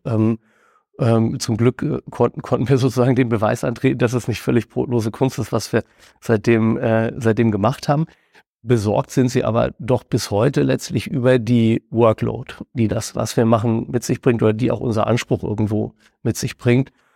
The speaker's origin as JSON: {"language": "German", "town": "Hameln", "region": "Lower Saxony", "country": "Germany", "tie": "born or raised there", "said": "in unserer äh, Heimatstadt Hameln, wo mein Bruder und ich damals noch als Teenager"}